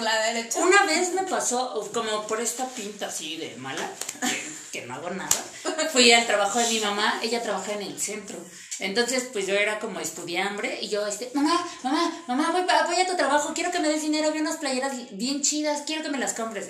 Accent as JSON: {"language": "Spanish", "area": "Iztapalapa", "region": "Mexico City", "country": "Mexico", "said": "soy de Iztapalapa"}